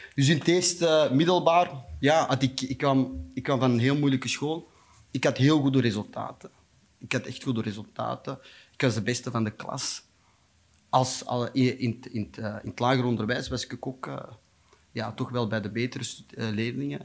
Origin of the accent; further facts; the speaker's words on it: Antwerp, Flanders, Belgium; also born or lived in Beringen, Limburg, Belgium; ik ben in Beringen geboren